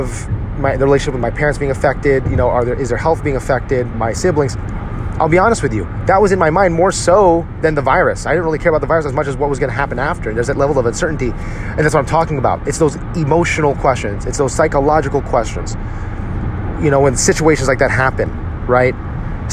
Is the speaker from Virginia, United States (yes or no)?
no; New Jersey, United States; where I grew up in New Jersey. I grew up in a largely Jewish town